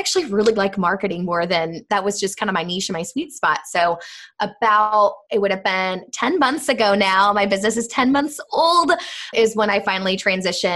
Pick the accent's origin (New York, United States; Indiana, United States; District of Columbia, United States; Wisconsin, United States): Indiana, United States; Indianapolis; moved away as an adult; also born or lived in Florida; I'm from Indianapolis